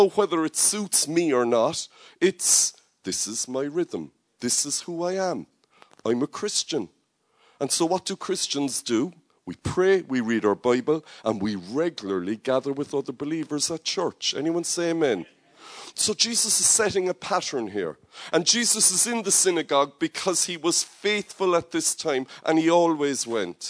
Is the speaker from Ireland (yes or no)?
yes; Cork, Munster, Ireland; Cork is my hometown